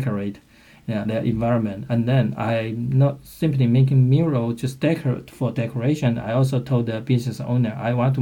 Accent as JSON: {"language": "English", "country": "China", "also_born_or_lived": "Beijing", "moved": "as an adult", "lives_now": "Philadelphia, United States", "said": "I came from China, and currently I live in Philadelphia."}